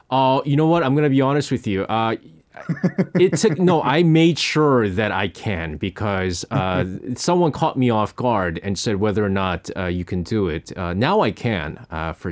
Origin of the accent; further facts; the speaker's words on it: New York, United States; I remember I grew up in New York, and so there was a station uh, called Z100.